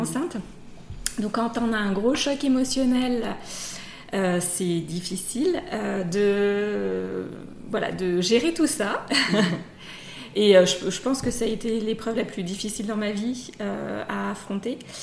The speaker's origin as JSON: {"language": "French", "area": "Savoie", "region": "Auvergne-Rhône-Alpes", "country": "France", "said": "on est savoyard dans la famille"}